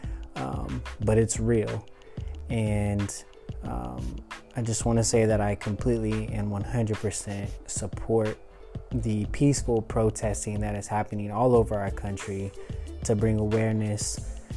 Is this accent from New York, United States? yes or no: no; Oklahoma City, Oklahoma, United States; I'm from Oklahoma City. I grew up there